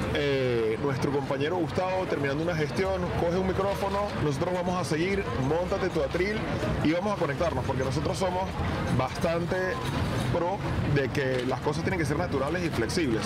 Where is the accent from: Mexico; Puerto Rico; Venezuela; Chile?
Venezuela; now in Spain; los venezolanos, no accedemos a puestos de alta responsabilidad